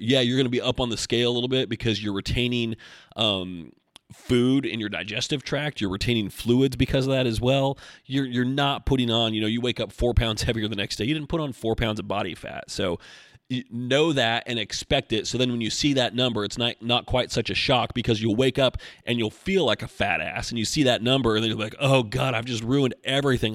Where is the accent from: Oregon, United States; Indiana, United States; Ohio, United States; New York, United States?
Oregon, United States; now in Asheville, United States; I'm from Oregon